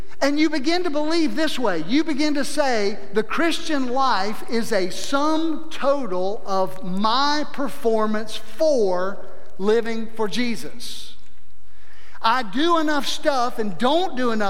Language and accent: English; South Mississippi, United States; moved away as an adult; also born or lived in North Idaho; growing up in South Mississippi